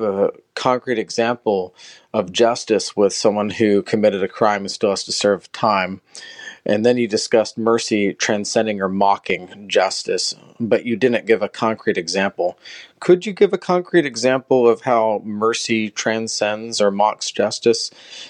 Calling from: Knoxville, Tennessee, United States; Hi, Bishop Barron. … from Knoxville, Tennessee.

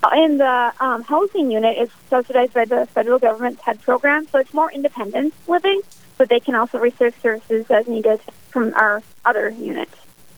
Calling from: West St. Paul, Minnesota, United States; I'm tuning in from West St. Paul, Minnesota, presently.

